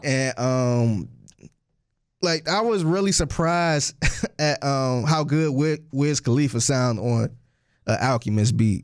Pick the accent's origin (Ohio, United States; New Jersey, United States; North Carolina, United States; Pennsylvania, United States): Ohio, United States; Cleveland; I'm from Cleveland, too